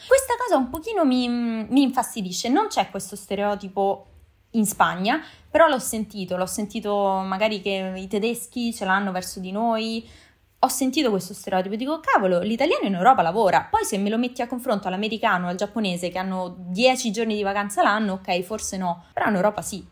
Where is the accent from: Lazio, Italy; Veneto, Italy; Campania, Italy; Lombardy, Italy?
Lazio, Italy; Rome; moved away as an adult; also born or lived in Japan / United States; now in Canary Islands, Spain; Io sono di Roma